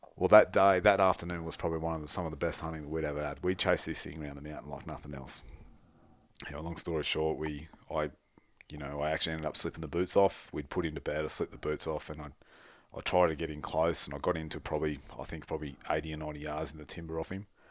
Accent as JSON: {"language": "English", "country": "Australia", "said": "we're Australian, it doesn't snow in Australia very much"}